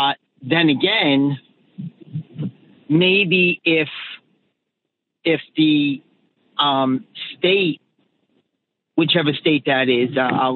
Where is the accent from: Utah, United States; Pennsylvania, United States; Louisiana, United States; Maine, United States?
Maine, United States; born or raised there